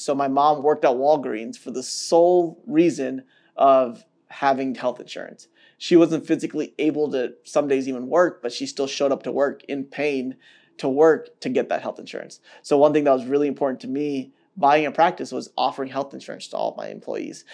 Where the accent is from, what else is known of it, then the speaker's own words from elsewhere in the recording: Atlanta, Georgia, United States; now in Chicago, United States; I grew up in Atlanta